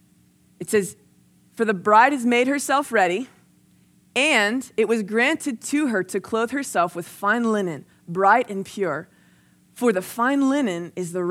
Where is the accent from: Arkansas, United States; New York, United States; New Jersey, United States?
New Jersey, United States; now in Texas, United States; I grew up in New Jersey, and then I moved to Texas.